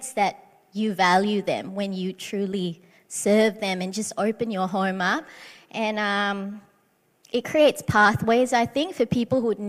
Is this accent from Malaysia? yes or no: yes; Malaysia; moved away; I come from Malaysia, but you know, growing up, people would know that we were Christians in a Muslim country